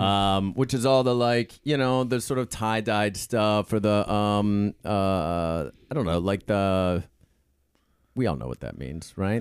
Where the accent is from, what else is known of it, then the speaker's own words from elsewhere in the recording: Pittsburgh, Pennsylvania, United States; I come from, um, you know, I live, uh, I'm from Pittsburgh